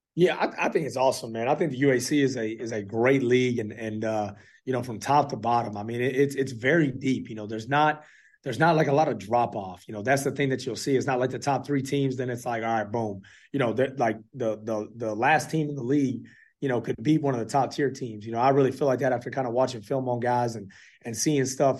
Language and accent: English; Fort Worth, Texas, United States; now in Clarksville, United States; I'm originally from Fort Worth, Texas